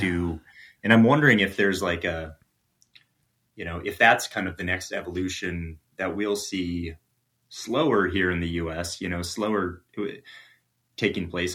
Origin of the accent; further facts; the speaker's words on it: Midwest, United States; moved away; I'm originally from the Midwest